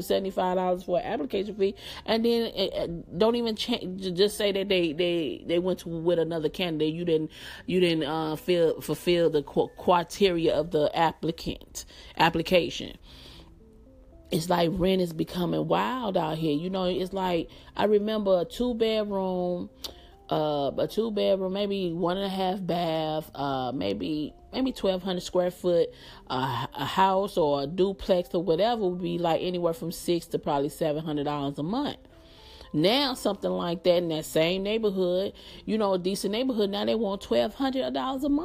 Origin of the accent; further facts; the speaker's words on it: Atlanta, Georgia, United States; I'm from Atlanta and I live in Atlanta